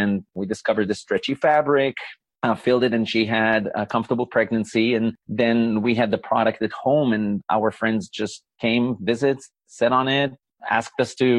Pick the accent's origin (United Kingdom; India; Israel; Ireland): Israel; moved away as an adult; now in United States; Well, I was born in Israel